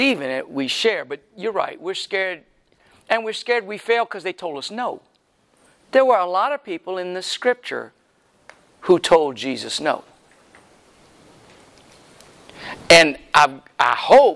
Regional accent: Louisiana, United States; I'm from Louisiana

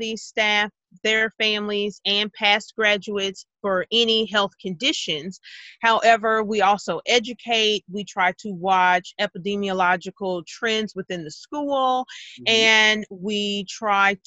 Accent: Hopkinsville, Kentucky, United States; also born or lived in Illinois; now in Carbondale, United States; I'm originally from the Hopkinsville, Kentucky area

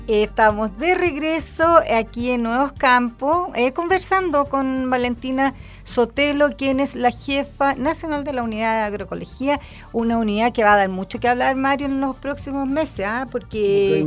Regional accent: Chile; nosotros como chilenos

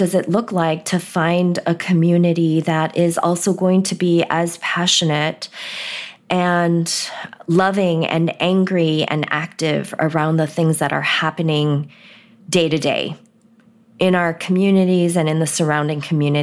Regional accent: United States; also born or lived in Korea; the first Sunday we were here as recent immigrants, we found a church and went

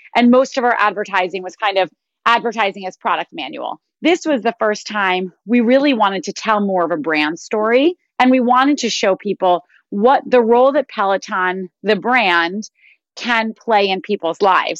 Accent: New York, United States; I went to a progressive school growing up in New York

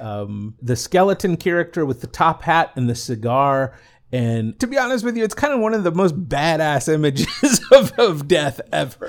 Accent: the South, United States; growing up in the South

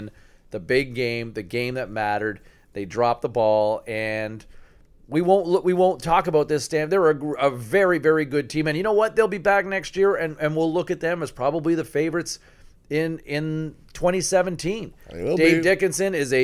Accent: Ottawa, Ontario, Canada; moved away as an adult; I was born in Ottawa. I spent the first 23 years of my life in Ottawa, in the nation's capital

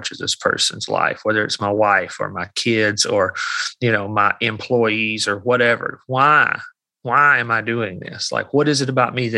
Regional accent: Alabama, United States; I'm from Alabama.

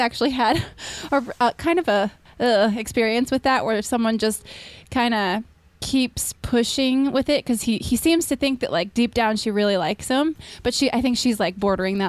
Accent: Minnesota, United States; now in California, United States; I grew up in Minnesota

